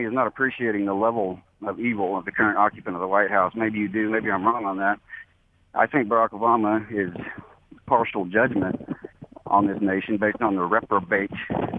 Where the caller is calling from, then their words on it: Fort Hood, Texas, United States; I'm calling from Fort Hood, Texas.